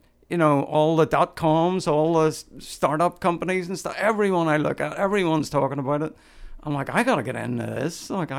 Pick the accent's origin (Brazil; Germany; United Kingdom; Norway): United Kingdom; Northern Ireland; We owned a house in Ireland, and growing up in Northern Ireland, because we lived through the Troubles.